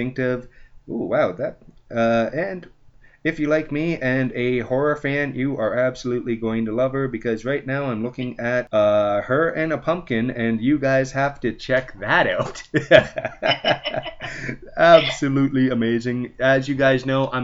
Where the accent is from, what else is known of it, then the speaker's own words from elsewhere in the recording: London, Ontario, Canada; in my hometown of London, Ontario